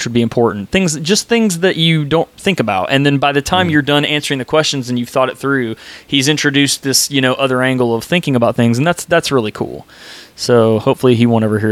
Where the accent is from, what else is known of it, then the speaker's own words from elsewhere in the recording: Nashville, Tennessee, United States; moved away as an adult; also born or lived in Atlanta, Georgia; now in Dallas, United States; I'm originally from Atlanta, and then when I was a kid, I moved to Tennessee, and then I spent most of my life in Tennessee